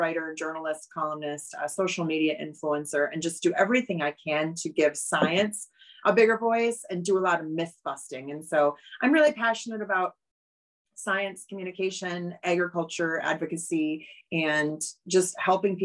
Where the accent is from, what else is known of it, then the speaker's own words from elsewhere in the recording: Oshkosh, Wisconsin, United States; moved away as an adult; also born or lived in Los Angeles / Chicago; I grew up in Oshkosh, Wisconsin, and I was a 4-H kid